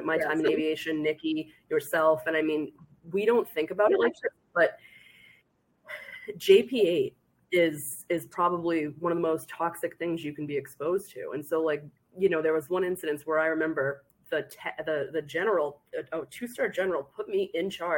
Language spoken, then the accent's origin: English; Boston, Massachusetts, United States; I am Irish and I am from Boston